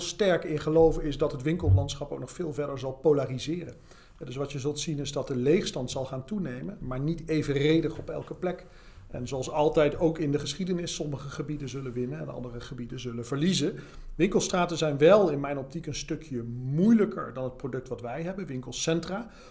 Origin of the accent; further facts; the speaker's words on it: Heerlen, Limburg, Netherlands; Ik kom zelf uit Heerlen, uit Zuid-Limburg.